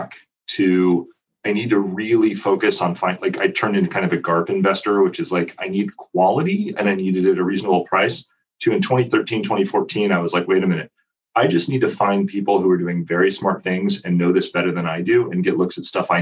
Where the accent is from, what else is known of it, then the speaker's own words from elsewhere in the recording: Cleveland, Ohio, United States; I grew up with Jared in Cleveland